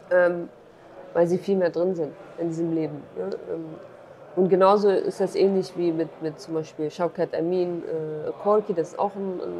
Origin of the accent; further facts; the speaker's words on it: Duhok, Kurdistan Region, Iraq; den Film in meiner Heimatstadt Dohuk zu zeigen